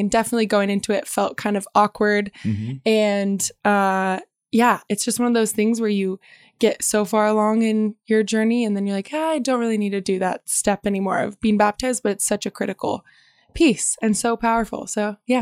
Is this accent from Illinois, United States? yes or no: no; Bend, Oregon, United States; I was born and raised in Bend